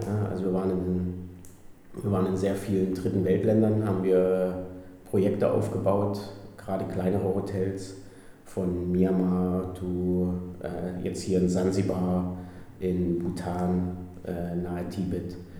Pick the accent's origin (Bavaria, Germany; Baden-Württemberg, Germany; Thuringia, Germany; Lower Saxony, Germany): Thuringia, Germany; Gera; moved away as an adult; also born or lived in Heidelberg / Switzerland; now in Zanzibar, Tanzania; ich komme ursprünglich aus Gera. Äh, ja, bin, habe da meine Schule gemacht, aufgewachsen